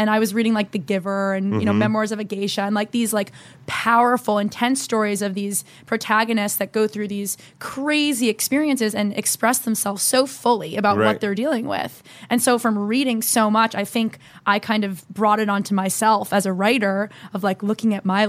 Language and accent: English; New Jersey, United States; So I grew up in New Jersey, moved 3 times growing up.